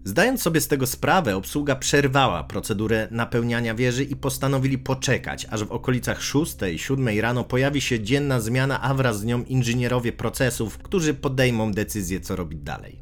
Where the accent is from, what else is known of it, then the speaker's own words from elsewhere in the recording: Gdańsk, Pomeranian Voivodeship, Poland; u nas w Gdańsku jest bardzo podobnie